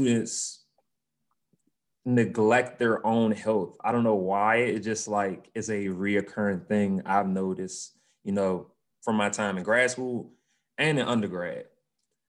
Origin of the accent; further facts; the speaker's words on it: Washington, United States; NFL cheerleader for my hometown, the Washington football team